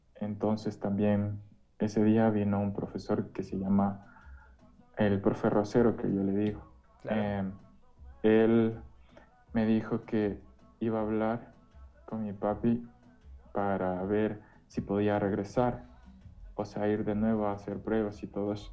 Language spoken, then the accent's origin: Spanish; Quito, Pichincha, Ecuador; Soy de, aquí, de Quito, soy, eh, toda mi vida me he criado aquí